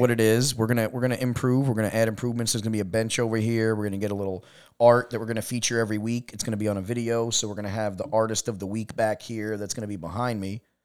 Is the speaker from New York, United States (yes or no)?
yes; New York, United States; moved away as an adult; also born or lived in California; we're from New York